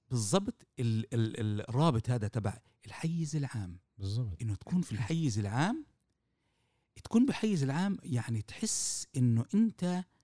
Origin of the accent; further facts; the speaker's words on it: Palestine; بالظبط بالوضع اللي احنا موجودين فيه كفلسطينية أمام الحركة الصهيونية